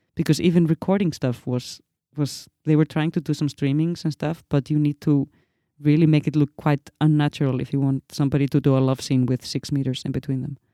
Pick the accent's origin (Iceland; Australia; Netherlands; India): Iceland; moved away; as an Icelandic woman